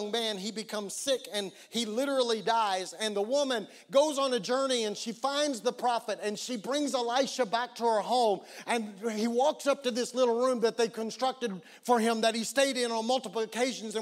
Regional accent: Oklahoma, United States; I'm from Oklahoma and we don't ski like that in Oklahoma

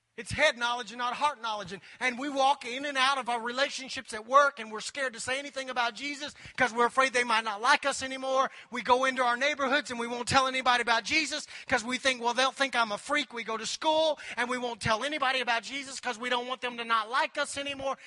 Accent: Anadarko, Oklahoma, United States; I grew up in Anadarko, Oklahoma. Told you I was a redneck. Grew up in Anadarko, Oklahoma. Little bitty town in West Oklahoma

